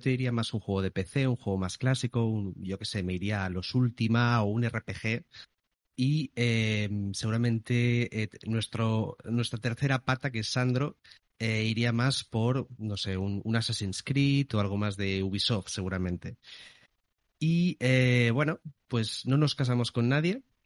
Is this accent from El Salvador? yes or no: no; Barcelona, Catalonia, Spain; yo también soy de Barcelona